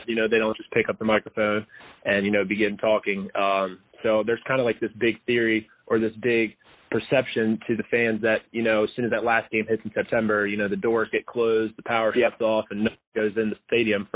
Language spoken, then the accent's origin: English; Salisbury, Maryland, United States; I'm from Salisbury, and that's where the Shorebirds is located